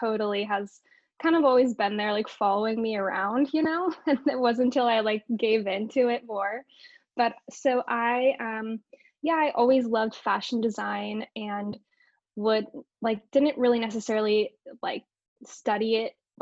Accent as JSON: {"language": "English", "region": "Northern California", "country": "United States", "tie": "born or raised there", "said": "where I grew up in Northern California"}